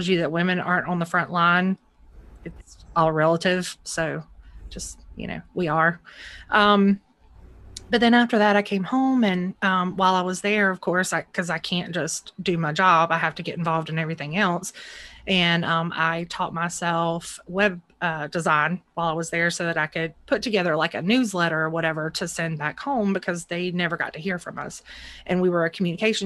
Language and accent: English; Charlotte, North Carolina, United States; I was born in Charlotte. So, I'm Southern.